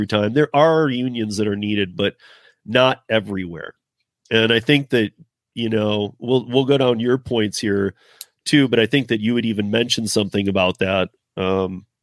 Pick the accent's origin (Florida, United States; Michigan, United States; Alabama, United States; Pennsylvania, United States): Michigan, United States; I grew up in Michigan, so I had a lot of my family was in auto